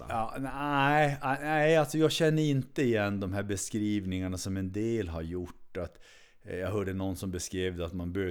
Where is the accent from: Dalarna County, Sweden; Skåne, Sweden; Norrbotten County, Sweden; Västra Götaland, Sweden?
Norrbotten County, Sweden; Kiruna; also born or lived in Uppsala; född och uppvuxen i Kiruna.